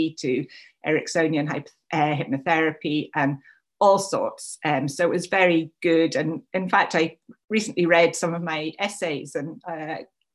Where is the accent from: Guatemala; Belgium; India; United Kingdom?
United Kingdom; England; moved away as an adult; also born or lived in Scotland; I am English.